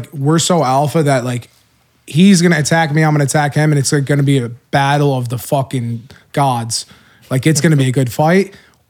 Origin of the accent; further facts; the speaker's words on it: East Coast, United States; we're from the East Coast, man.